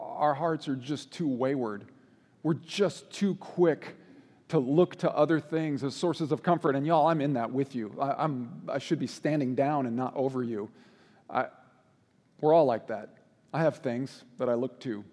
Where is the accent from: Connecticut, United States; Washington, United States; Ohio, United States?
Washington, United States; moved away as an adult; also born or lived in Boise, Idaho; I grew up in Washington State, but we lived in Boise, Idaho for about a year and a half.